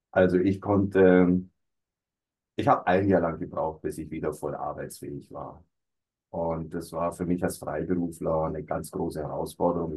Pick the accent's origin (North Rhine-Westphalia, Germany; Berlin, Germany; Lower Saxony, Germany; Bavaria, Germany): Bavaria, Germany; Allgäu; ich komme also aus dem Allgäu, war da auch beruflich tätig